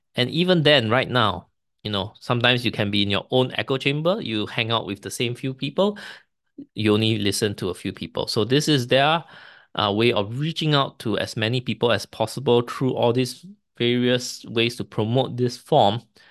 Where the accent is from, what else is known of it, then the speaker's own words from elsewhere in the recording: Singapore; Singapore being a British colony, we, uh, we speak English as our main language, but a lot of families, especially my generation, my parents speak Chinese at home